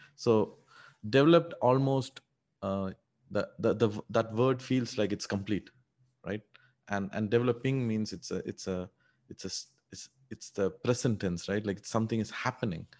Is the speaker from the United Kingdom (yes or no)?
no; India; English is a second language; moved away as an adult; also born or lived in United Arab Emirates / Canada; now in Singapore; No, no, I grew up in India. Actually, I grew up in a small town, uh, in India